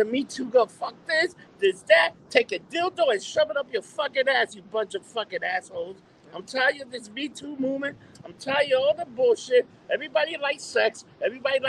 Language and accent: English; United States; From America.